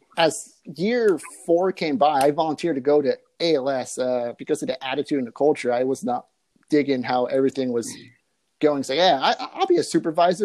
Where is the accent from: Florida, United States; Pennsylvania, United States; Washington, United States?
Washington, United States; Silverdale; now in California, United States; I'm from Silverdale, Washington, about an hour west of Seattle. Now I'm currently here in California.